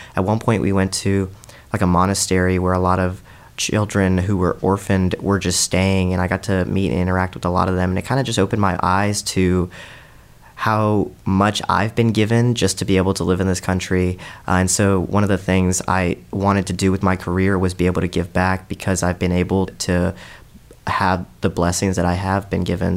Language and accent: English; Charlotte, North Carolina, United States; also born or lived in India; now in Columbia, United States; I'm originally from Charlotte, but I spent the first eight years of my life growing up in India